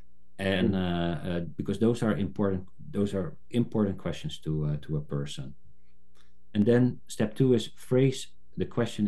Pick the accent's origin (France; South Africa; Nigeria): South Africa; I was born in South Africa, I've somehow resonated with the African indigenous tradition